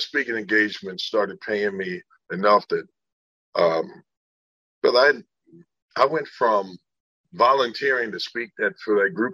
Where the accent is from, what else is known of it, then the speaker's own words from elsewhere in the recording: Indiana, United States; I was born in Indiana